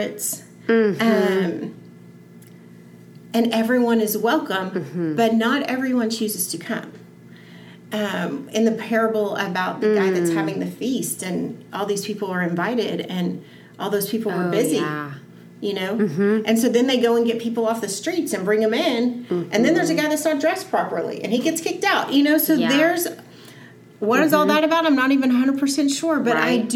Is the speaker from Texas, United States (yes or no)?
yes; Texas, United States; I am from Texas